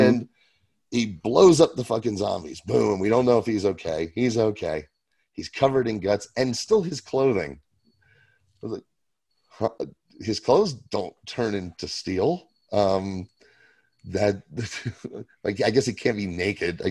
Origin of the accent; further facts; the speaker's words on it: Kentucky, United States; I was born in Kentucky